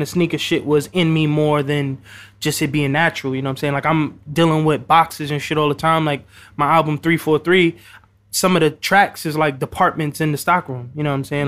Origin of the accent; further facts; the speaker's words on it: New York City, New York, United States; I'm also from the Bronx